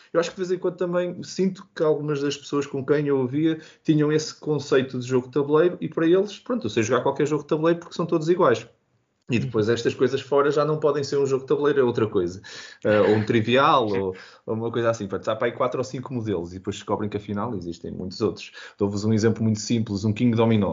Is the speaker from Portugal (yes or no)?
yes; Porto, Norte, Portugal; eu sou do Porto